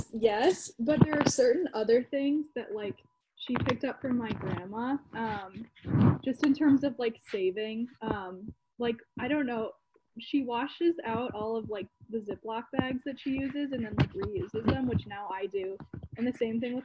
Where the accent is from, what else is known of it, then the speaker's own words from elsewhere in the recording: Cleveland, Ohio, United States; moved away; where I'm from Cleveland